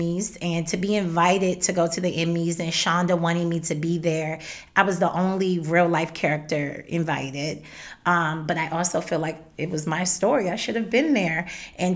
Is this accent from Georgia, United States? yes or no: no; Maryland, United States; I'm from Maryland